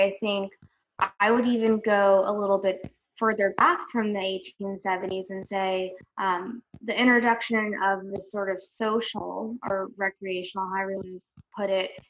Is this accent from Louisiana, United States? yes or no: yes; New Orleans, Louisiana, United States; I'm originally from New Orleans, so I also have a soft spot for that city.